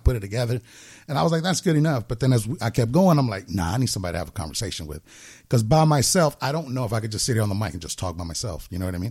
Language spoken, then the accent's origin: English; Los Angeles, California, United States; I was originally born down in Los Angeles here in California. I grew up in South Central for most of my life